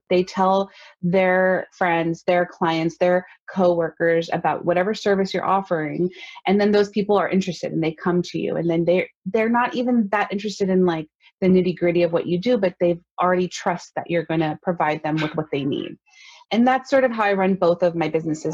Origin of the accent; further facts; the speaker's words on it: Los Angeles, California, United States; also born or lived in New York; I was born and raised in Los Angeles